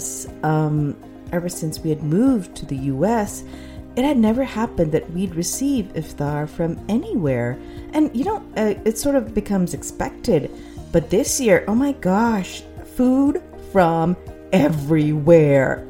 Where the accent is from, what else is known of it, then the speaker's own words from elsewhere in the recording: Pakistan; moved away; also born or lived in United States; when I was growing up in Pakistan